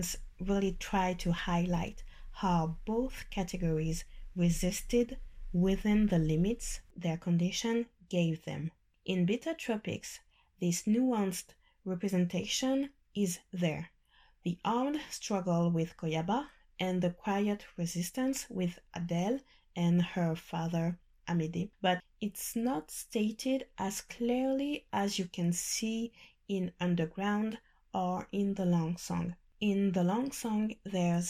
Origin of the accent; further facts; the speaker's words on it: Guadeloupe; I'm from Guadeloupe